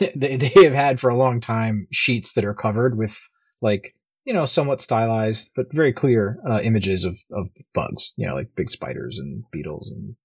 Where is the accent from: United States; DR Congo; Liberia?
Liberia; Like, when I grew up mostly in Liberia, and, you know, they've got, like, those, like, big, crazy, like, rhino beetles and stuff there